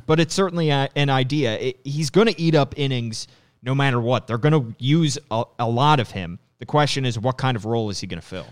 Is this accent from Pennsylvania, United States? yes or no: yes; outside of Philadelphia, Pennsylvania, United States; I grew up outside of Philadelphia